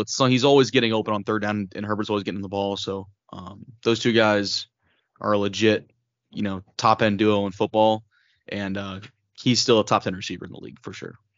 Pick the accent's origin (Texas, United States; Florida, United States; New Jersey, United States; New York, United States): Texas, United States; Austin; now in Lubbock, United States; growing up in Austin and even out here in Lubbock